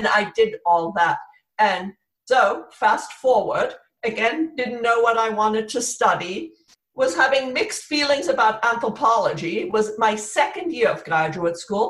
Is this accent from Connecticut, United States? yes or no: yes; Connecticut, United States; also born or lived in Cairo, Egypt; when I was 8 years old, we immigrated to America, to Connecticut